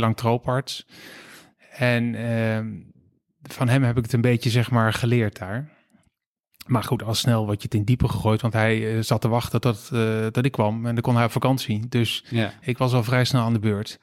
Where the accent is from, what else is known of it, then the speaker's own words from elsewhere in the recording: Steenderen, Gelderland, Netherlands; moved away as an adult; also born or lived in Rotterdam / Amsterdam; Ik ben opgegroeid in Steeneren. Wie kent het niet? Dat is een klein dorpje in de Achterhoek